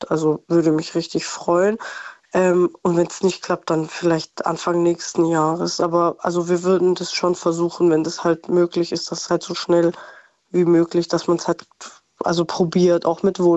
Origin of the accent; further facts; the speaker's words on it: Baden-Württemberg, Germany; also ich komme ja auch nicht aus Stuttgart direkt, sondern also so 20 Minuten